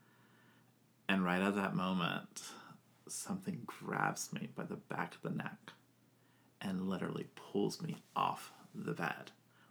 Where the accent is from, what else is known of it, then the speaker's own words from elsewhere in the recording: Hawaii, United States; moved away; So, my family is Hawaiian, so I'm from Hawaii, originally.